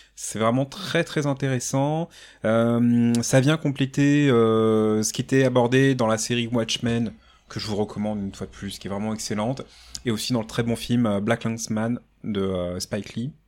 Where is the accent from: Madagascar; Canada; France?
France; en tant que Français, ça me fait jubiler